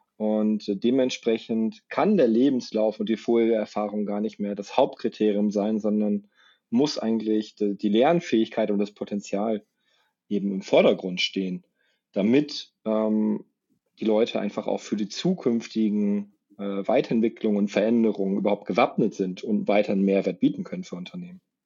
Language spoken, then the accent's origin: German; Saarbrücken, Saarland, Germany; now in Munich, Germany; wohne im schönen München, komme gebürtig aus Saarbrück